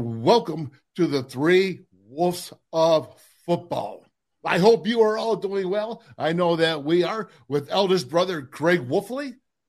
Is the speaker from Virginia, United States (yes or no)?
no; Orchard Park, New York, United States; We are the boys from Orchard Park